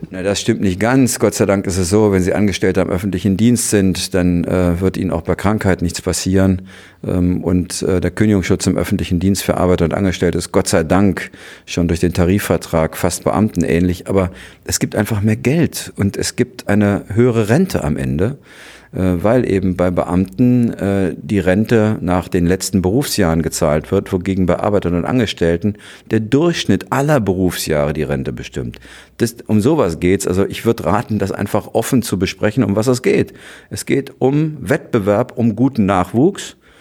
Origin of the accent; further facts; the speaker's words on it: West Germany, Germany; bei uns in Westdeutschland